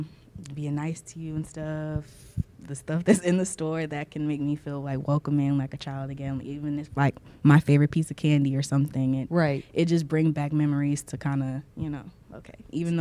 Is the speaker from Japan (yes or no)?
yes; Japan; now in United States; Because growing up in Japan, I was kind of free to actually be myself.